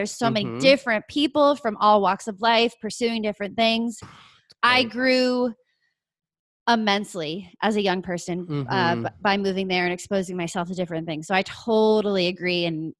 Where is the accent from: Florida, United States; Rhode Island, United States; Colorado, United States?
Rhode Island, United States; also born or lived in Los Angeles; now in Oklahoma City, United States; So I grew up in Rhode Island.